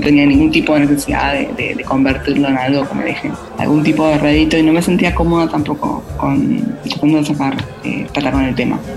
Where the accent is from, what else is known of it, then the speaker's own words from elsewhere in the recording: Buenos Aires, Argentina; moved away as an adult; also born or lived in London; now in Amsterdam, Netherlands; nací en Buenos Aires, ciudad grande, viví en Londres, otra ciudad grande